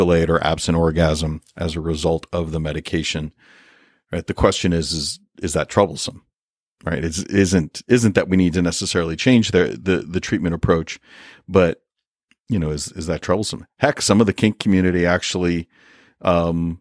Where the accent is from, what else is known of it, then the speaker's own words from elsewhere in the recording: United States; we as an American people